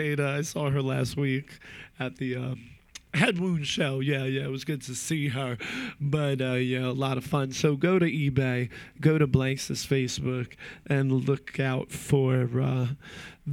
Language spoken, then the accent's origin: English; New Jersey, United States; I'm from New Jersey and that area